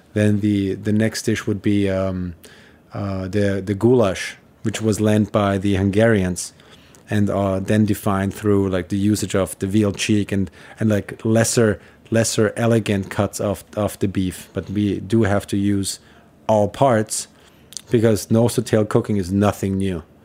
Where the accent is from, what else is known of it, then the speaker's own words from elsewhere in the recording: Vienna, Austria; moved away as an adult; now in New York City, United States; I am from Vienna. I grew up there, and I, I moved, uh, to the U S when I was twenty-one